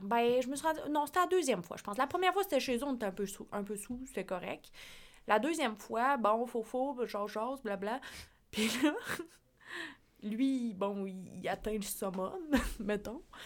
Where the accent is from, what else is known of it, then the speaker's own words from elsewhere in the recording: La Pocatière, Quebec, Canada; also born or lived in Sept-Îles; moi, j'étais de la Pocatière